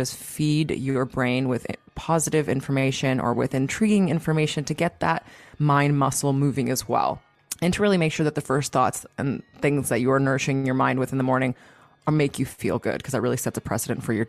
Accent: Toronto, Ontario, Canada; now in Greece; right now I'm living in Greece, and I'm from Toronto

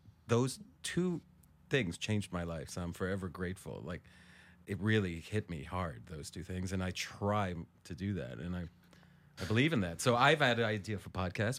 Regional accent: Israel; also born or lived in Ohio, United States; I was born in Ohio, but my parents uh-huh. left there when I was like a month or two old. So I have nothing to do with Ohio except uh-huh. that I was born there, mm-hmm. and then traveled around the States for a little bit, and then moved to Israel.

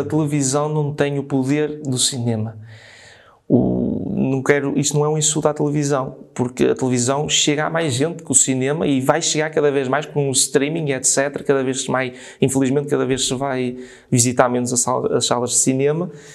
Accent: São Miguel de Paredes, Norte, Portugal; nasci em São Miguel de Paredes

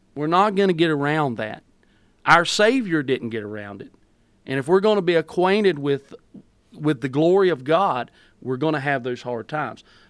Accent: North Carolina, United States; also born or lived in Greensboro, North Carolina; I'm from Coolumee, North Carolina

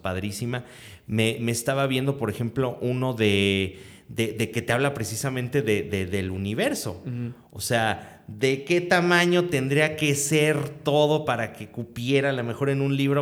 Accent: Mexico; pues aquí de México

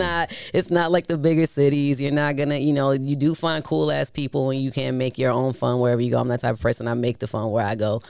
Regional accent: Hammond, Indiana, United States; moved away; I grew up in that area too, not I'm not from Chicago, but I'm, I'm from Hammond, Indiana

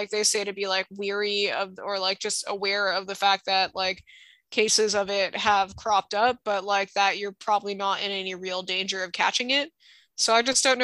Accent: Hawaii, United States; the kids I grew up with in Hawaii

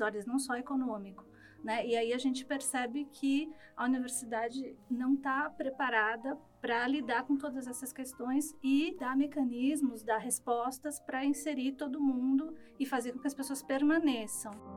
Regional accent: São Bernardo do Campo, São Paulo, Brazil; eu sou de São Bernardo, cursei escola pública até o ensino médio

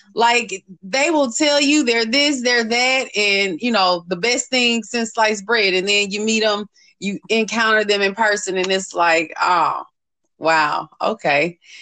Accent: St. Louis, Missouri, United States; moved away; St. Louis in, in my hometown

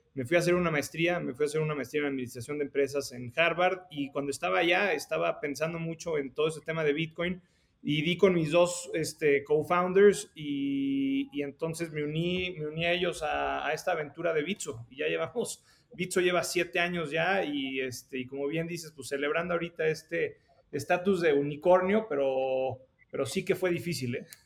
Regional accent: Mexico City, Mexico; moved away as an adult; also born or lived in San Francisco, United States; yo nací en, en la Ciudad de México, fui al colegio alemán este, y luego terminé la, la prepa en el colegio americano

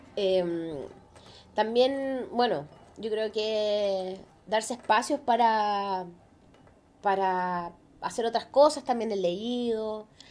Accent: Chile

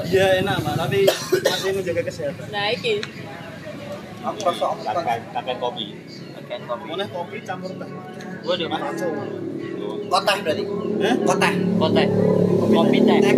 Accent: Thailand; Indonesian is a second language; saya kan saya dari Thailand

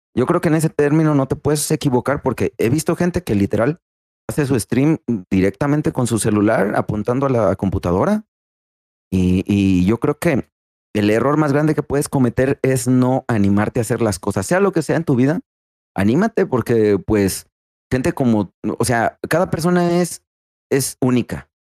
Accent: Rioverde, San Luis Potosí, Mexico; now in Ciudad Fernández, Mexico; soy originario de Río Verde, San Luis Potosí

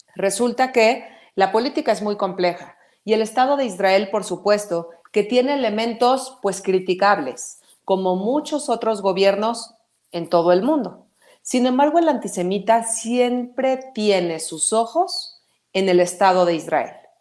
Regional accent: Mexico; somos mexicanos, primero que nada, esa es nuestra principal lealtad

